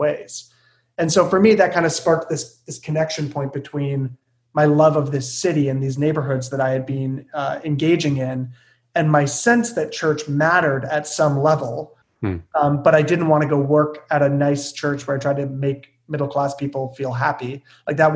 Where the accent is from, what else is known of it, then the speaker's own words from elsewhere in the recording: Hamilton, Ontario, Canada; I'm born and raised in Hamilton